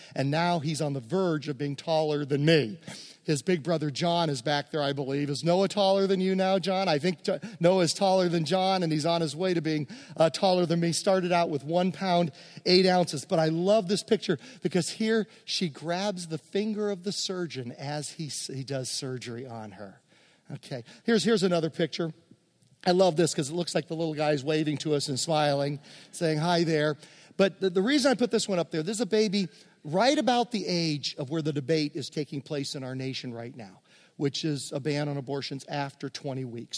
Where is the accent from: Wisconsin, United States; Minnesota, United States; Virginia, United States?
Virginia, United States; I grew up in Virginia among many Mennonites